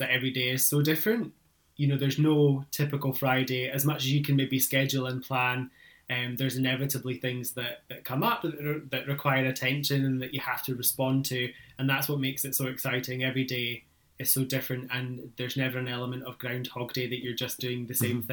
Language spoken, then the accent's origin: English; near Inverness, Highlands of Scotland, United Kingdom; moved away as an adult; now in East Lothian, United Kingdom; I grew up in the Highlands of Scotland, just in a small village outside of Inverness